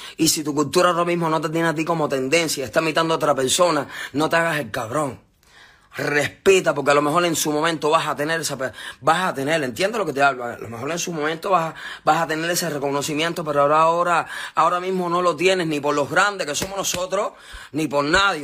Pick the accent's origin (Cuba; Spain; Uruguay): Cuba; la tendencia que está en mi país ahora